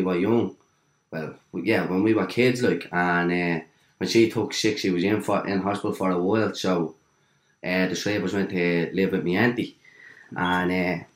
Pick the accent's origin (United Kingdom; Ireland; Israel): Ireland; Dublin, Leinster; also born or lived in Cabra, Dublin; Dawes Flats, Dawes Street, born and reared down there